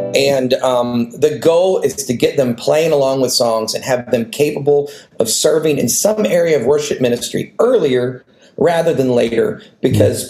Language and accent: English; the North, United States; moved away; also born or lived in the South (US); in the culture I was raised in in the North